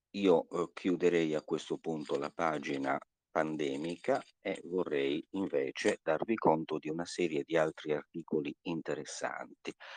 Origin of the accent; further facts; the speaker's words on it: Sassari, Sardinia, Italy; dalla mia città natale, eh, a Sassari